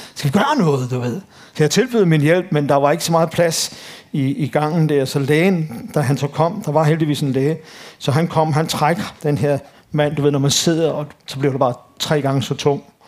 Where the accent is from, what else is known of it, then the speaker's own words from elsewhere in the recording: Copenhagen Western Suburbs, Capital Region of Denmark, Denmark; Jeg er født og opvokset på Københavns Vestegn